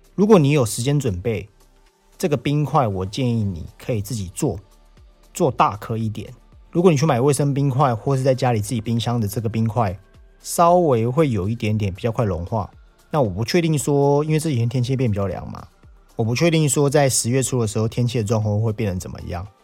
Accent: Taiwan; 我们台湾人讲的文旦

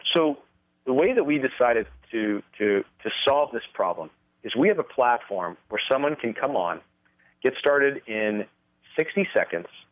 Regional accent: Los Angeles, California, United States; moved away as an adult; also born or lived in Nevada; now in Las Vegas, United States; I was raised, uh, born and raised in California

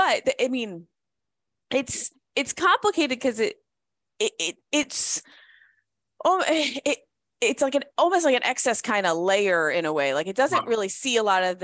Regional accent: Connecticut, United States; I grew up in Connecticut

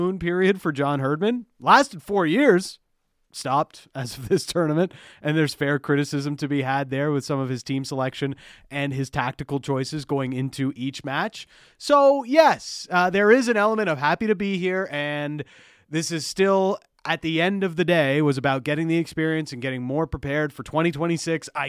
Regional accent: Canada; as a Canadian soccer fan

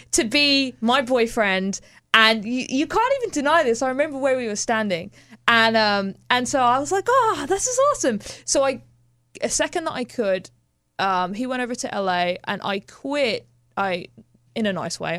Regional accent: Birmingham, West Midlands, United Kingdom; moved away; I grew up in Birmingham

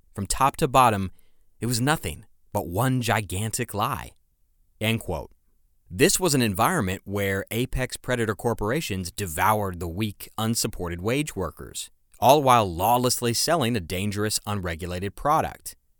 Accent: United States; my home country, the US

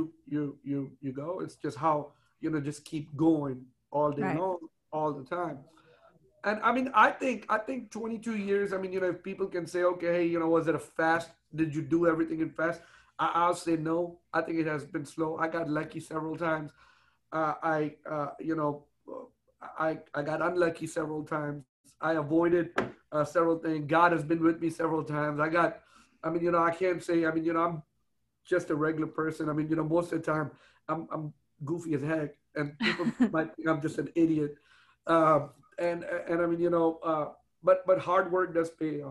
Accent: Houston, Texas, United States; I grew up in Houston, you know, since I was a little kid

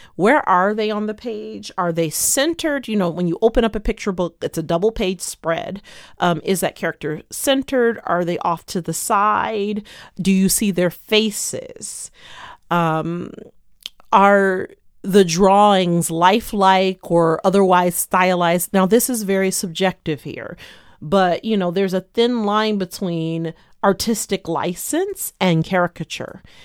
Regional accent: Detroit, Michigan, United States; my hometown of Detroit

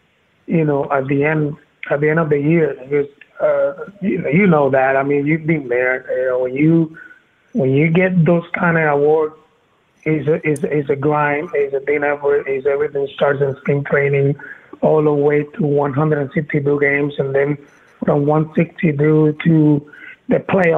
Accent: Vega Baja, Puerto Rico; I have a coffee company, which is the coffee company I have it in my hometown in Vega Baja.

